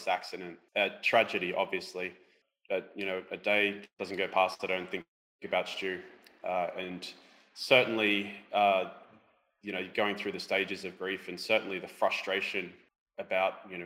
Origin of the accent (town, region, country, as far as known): Australia